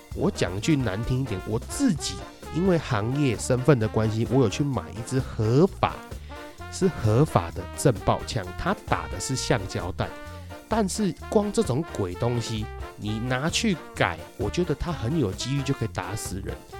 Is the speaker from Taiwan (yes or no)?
yes; Taiwan; 我们台湾人